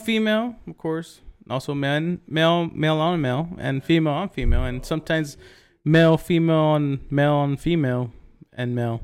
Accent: Big Wells, Texas, United States; right outside of Big Well's, my hometown

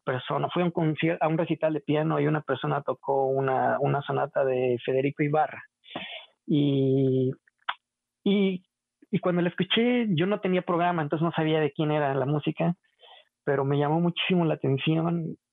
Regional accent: Xalapa, Veracruz, Mexico; moved away as an adult; also born or lived in Colorado, United States; soy originario de Jalapa, Veracruz

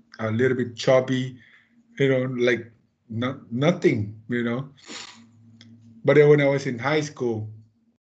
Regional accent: Saipan, Northern Mariana Islands; I grew up here in Saipan.

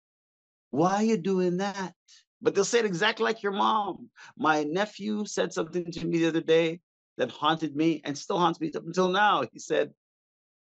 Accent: Montreal, Quebec, Canada; I'm from Montreal

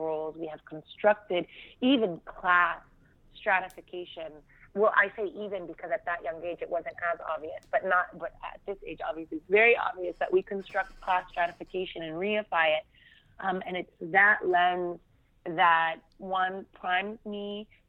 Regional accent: Fremont, California, United States; also born or lived in Abu Dis; I grew up in Fremont, California, which is northern California.

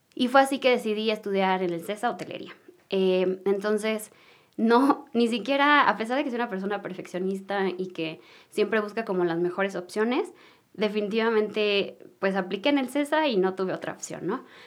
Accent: Mexico City, Mexico; nací aquí en la Ciudad de México, nací en una familia pues muy unida

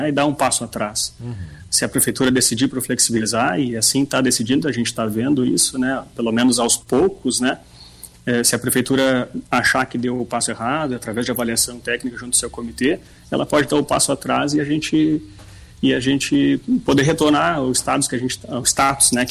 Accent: Bagé, Rio Grande do Sul, Brazil; now in Rio Grande, Brazil; O Rajão sabe que eu sou de Bagé, né? Eu moro em Rio Grande desde 2004.

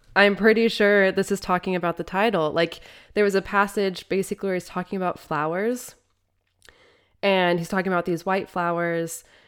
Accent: Midwest, United States; as a Midwesterner

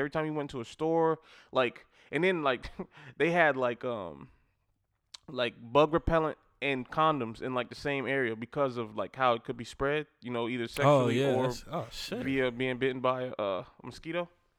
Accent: South Carolina, United States; You know I'm from South Carolina, so damn.

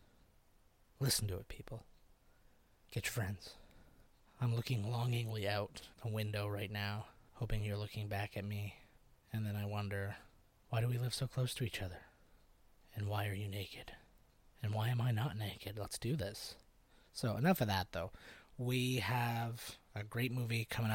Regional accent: St. Catharines, Ontario, Canada; my hometown of St. Catharines

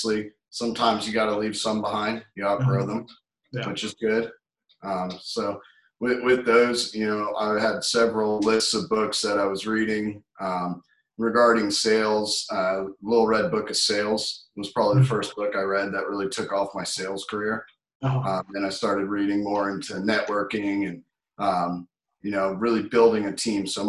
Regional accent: Atlanta, Georgia, United States; now in Tampa, United States; I'm from Atlanta originally.

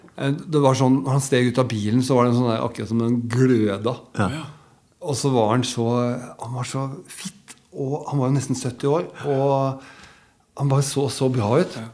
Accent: Biri, Innlandet, Norway; moved away; also born or lived in Elverum / Lillehammer / Coventry / London; jeg har vokst opp på Biri.

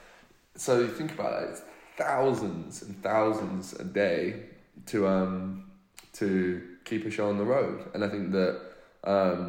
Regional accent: United Kingdom; accent: British; I'm British

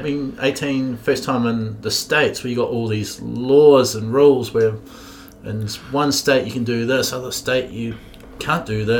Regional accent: Dunedin, Otago, New Zealand; I'm from Dunedin, where it's, you know, obviously university town.

